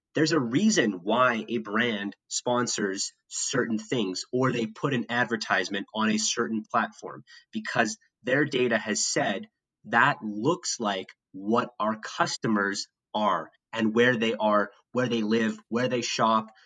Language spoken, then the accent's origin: English; Winnipeg, Manitoba, Canada; moved away as an adult; now in United States; as a kid growing up in Canada